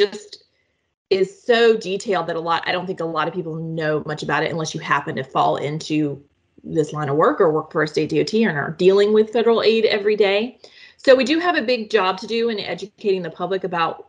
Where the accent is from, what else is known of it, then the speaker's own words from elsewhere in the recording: North Carolina, United States; now in Washington, D.C., United States; my home state of North Carolina